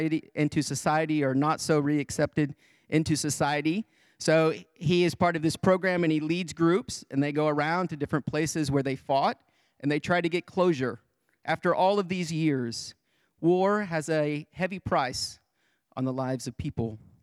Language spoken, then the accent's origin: English; Greenfield, Illinois, United States; Back in my hometown of Greenfield, Illinois, there is a Vietnam War veteran.